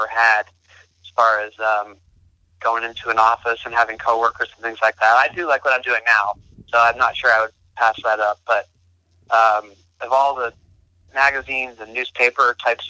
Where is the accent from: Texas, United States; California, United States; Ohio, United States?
California, United States; Bay Area; moved away as an adult; also born or lived in Charlotte; I grew up in the Bay Area and in California